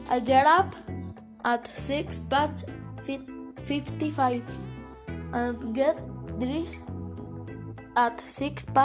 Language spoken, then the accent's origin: English; Mexico; English is a second language; I am years 12 years old. Where are you from? I am from Mexico.